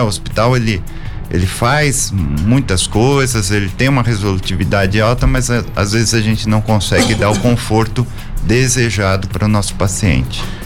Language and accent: Portuguese; São Paulo, Brazil; moved away as an adult; now in São José dos Campos, Brazil; Eu sou é, paulistano da Moca